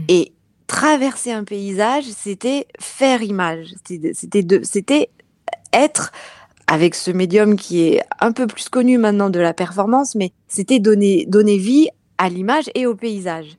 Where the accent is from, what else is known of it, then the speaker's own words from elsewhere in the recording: Clermont-Ferrand, Auvergne-Rhône-Alpes, France; moved away as an adult; also born or lived in Strasbourg; now in Paris region, France; où je suis née, à Clermont-Ferrand